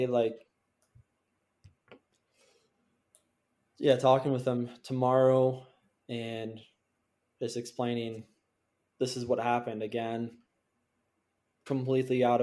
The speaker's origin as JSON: {"language": "English", "region": "Minnesota", "country": "United States", "said": "I'm from Minnesota"}